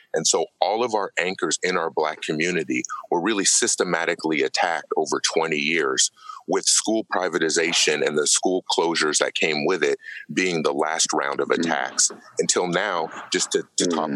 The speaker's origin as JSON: {"language": "English", "town": "Oakland", "region": "California", "country": "United States", "tie": "born or raised there", "said": "I was born and raised in Oakland here"}